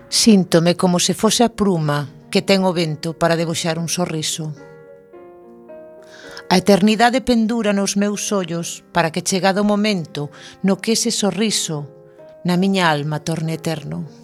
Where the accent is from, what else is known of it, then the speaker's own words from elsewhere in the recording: Galicia, Spain; os galegos somos así.